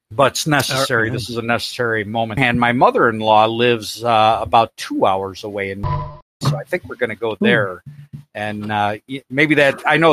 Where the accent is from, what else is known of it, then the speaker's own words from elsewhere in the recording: Chicago, Illinois, United States; I was born in Chicago. I lived in Chicago